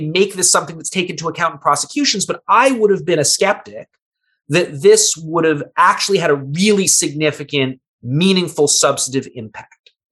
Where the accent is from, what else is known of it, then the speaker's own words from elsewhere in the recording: United States; As an American